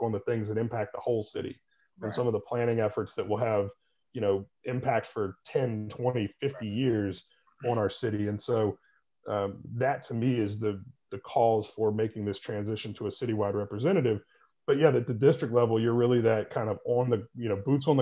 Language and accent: English; Winston-Salem, North Carolina, United States; moved away as an adult; also born or lived in Boone, North Carolina; now in Charlotte, United States; But I am originally from Winston-Salem, went to Appalachian State University in Boone, North Carolina, and I've been in the Charlotte area since 2004.